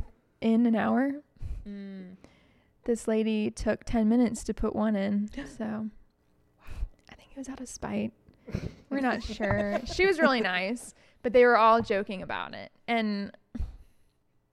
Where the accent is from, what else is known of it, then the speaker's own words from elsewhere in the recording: Huntsville, Alabama, United States; also born or lived in California; I'm actually from Huntsville